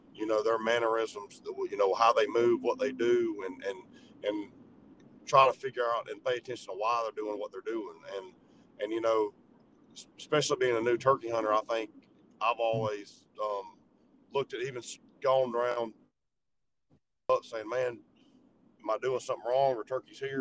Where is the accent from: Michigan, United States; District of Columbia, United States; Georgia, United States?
Georgia, United States; growing up in Georgia and, and in the South